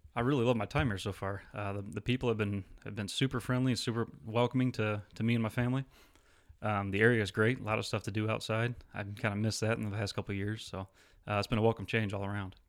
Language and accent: English; Alpena, Michigan, United States; moved away as an adult; I actually grew up in a small town called Alpena in northern Michigan